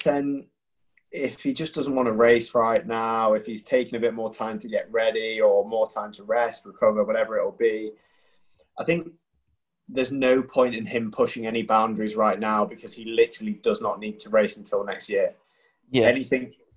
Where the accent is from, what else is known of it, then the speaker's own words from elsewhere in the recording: United Kingdom; We're British